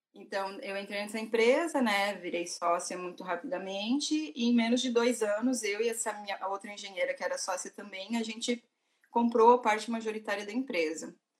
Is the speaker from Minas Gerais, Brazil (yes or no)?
no; Rio Grande do Sul, Brazil; also born or lived in Porto Alegre; eu sou do Rio Grande do Sul, né? eu morava em Porto Alegre, morei 11 anos em Porto Alegre